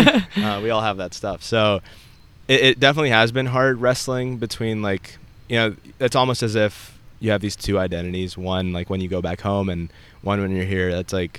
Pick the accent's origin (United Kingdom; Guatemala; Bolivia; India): India; born there; also born or lived in Saudi Arabia; I was born in India. I lived in Saudi Arabia for a few years, and then I moved here.